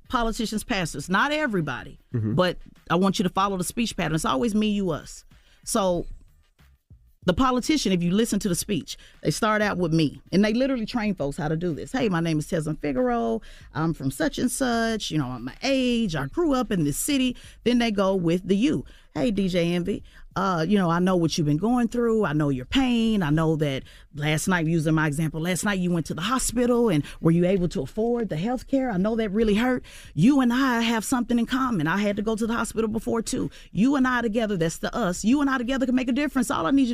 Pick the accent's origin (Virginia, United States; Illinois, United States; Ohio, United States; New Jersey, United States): New Jersey, United States; I'm from Jersey.